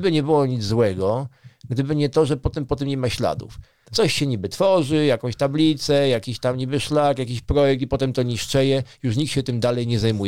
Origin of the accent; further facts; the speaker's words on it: Warsaw, Masovian Voivodeship, Poland; now in Żywiec region, Poland; w moich rodzinnych stronach, czyli na przykład w Warszawie